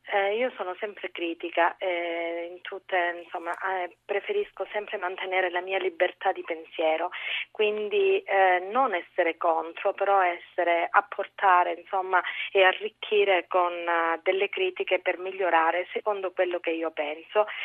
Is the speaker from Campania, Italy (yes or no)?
no; Calabria, Italy; Da Calabrese